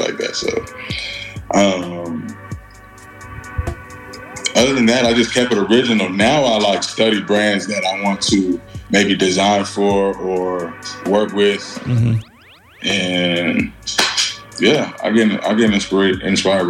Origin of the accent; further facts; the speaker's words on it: United States; also born or lived in Nigeria; I was born in Nigeria. My mom and dad are born in Nigeria. Came to America at a young age, you know, lived in suburban area